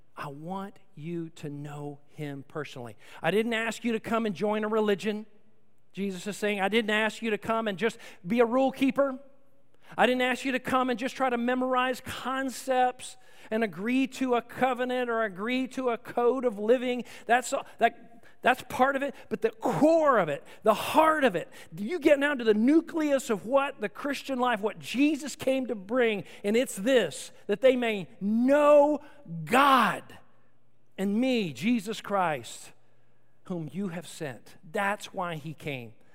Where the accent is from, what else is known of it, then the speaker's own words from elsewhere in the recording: Austin, Texas, United States; I grew up in Austin, Texas